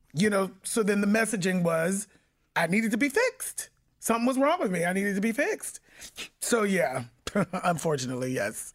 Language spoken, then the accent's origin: English; Pittsburgh, Pennsylvania, United States; I was born and raised in Pittsburgh, Pennsylvania